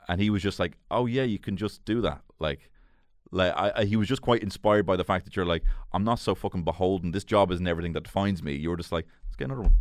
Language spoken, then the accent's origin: English; Dublin, Leinster, Ireland; I grew up in Marino.